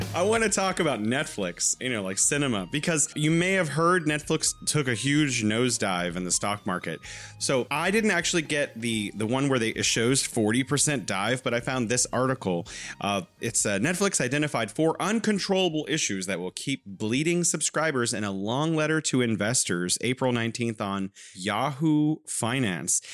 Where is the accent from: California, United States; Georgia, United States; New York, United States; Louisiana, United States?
California, United States; now in Wuhan, China; I'm originally from California, but now I am living in beautiful Wuhan, China.